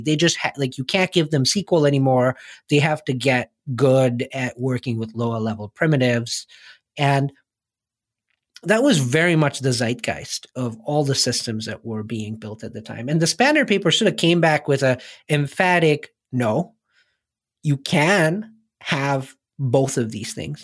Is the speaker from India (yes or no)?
yes; India; moved away as an adult; I grew up in India